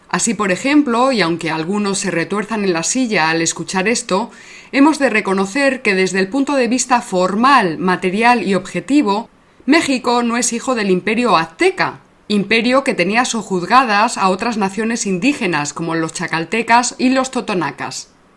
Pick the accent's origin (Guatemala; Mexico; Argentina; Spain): Spain; Salamanca, Castile and León; charro somos los salmantinos